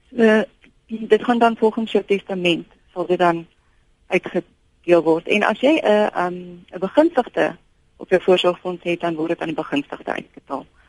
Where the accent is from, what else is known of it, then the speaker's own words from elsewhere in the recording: South Africa; ons as Suid-Afrikaners